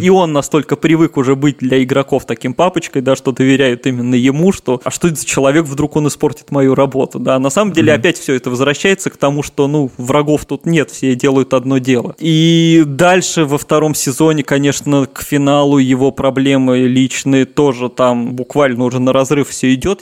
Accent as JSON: {"language": "Russian", "region": "Saint Petersburg", "country": "Russia", "tie": "born or raised there", "said": "как коренной петербуржец"}